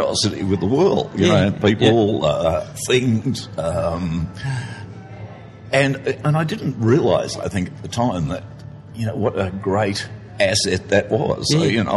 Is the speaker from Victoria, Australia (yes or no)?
yes; Melbourne, Victoria, Australia; I grew up in Melbourne and did psychology and economics at Melbourne University